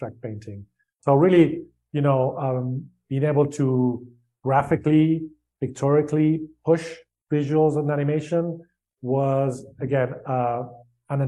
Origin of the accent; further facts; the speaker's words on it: Spain; I grew up in Spain